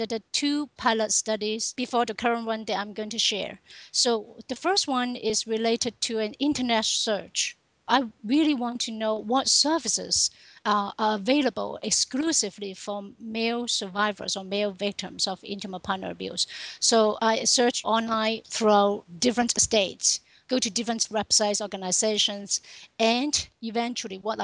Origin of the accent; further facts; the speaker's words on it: Hong Kong; moved away as an adult; also born or lived in Texas; Originally, I come from Hong Kong.